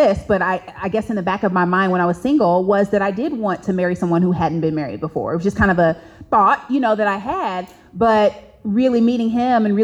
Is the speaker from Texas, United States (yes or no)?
no; Indianapolis, Indiana, United States; moved away; We're from Indianapolis